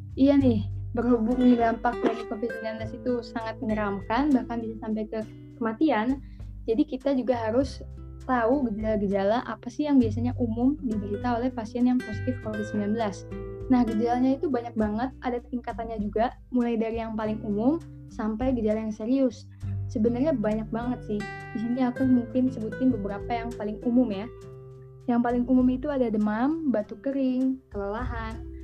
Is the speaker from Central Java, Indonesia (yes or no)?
no; Tangerang, Banten, Indonesia; aku dari Tangerang